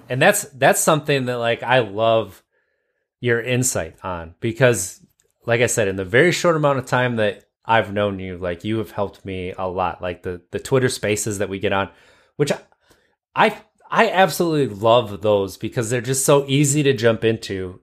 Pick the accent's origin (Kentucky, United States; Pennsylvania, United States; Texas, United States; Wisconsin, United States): Wisconsin, United States; accent: Wisconsin vernacular